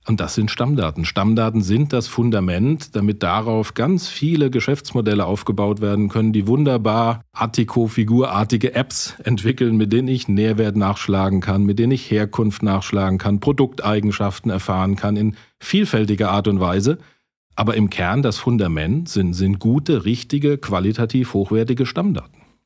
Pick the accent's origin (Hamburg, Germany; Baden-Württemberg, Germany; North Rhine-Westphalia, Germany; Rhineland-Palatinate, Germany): Rhineland-Palatinate, Germany; als Pfälzer